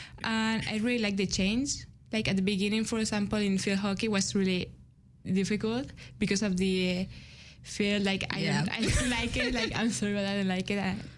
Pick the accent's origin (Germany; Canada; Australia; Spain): Spain; Madrid, Community of Madrid; moved away as an adult; I'm from Madrid, Spain.